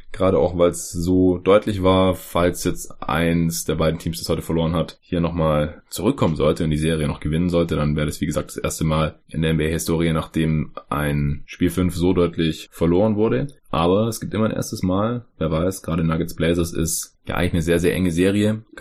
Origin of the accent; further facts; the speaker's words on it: Stuttgart, Baden-Württemberg, Germany; Am Freitag fahre ich dann nach Stuttgart runter in meine Heimat, Familie besuchen